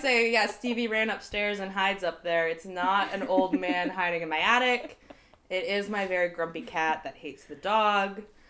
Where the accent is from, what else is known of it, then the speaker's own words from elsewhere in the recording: Central Maine, United States; also born or lived in Massachusetts; grew up in Central Maine, went to college in Mass, came back and settled here